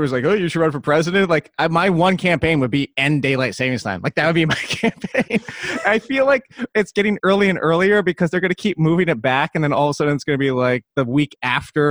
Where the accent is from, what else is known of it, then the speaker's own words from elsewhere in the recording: Virginia Beach, Virginia, United States; also born or lived in North Jersey; I'm originally from North Jersey, and I was a kid. I was 8 years old when we moved to Virginia, and I've been in Virginia Beach ever since.